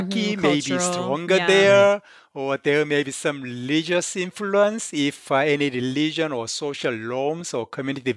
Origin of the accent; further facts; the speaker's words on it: South Korea; now in United States; I came from Korea.